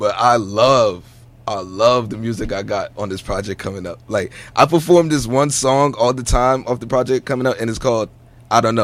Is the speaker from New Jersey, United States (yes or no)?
yes; East Orange, New Jersey, United States; I'm from East Orange, New Jersey, better known as Ill Town to the locals around there